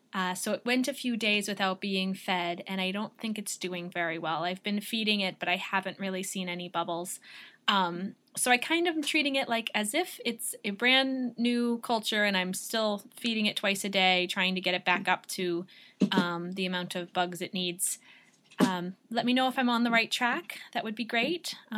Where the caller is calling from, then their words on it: Vermont, United States; I'm calling from Vermont.